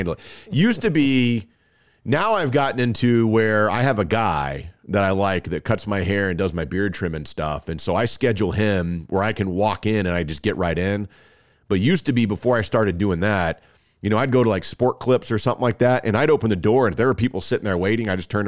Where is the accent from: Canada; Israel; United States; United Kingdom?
United States; Texas; I'm from Texas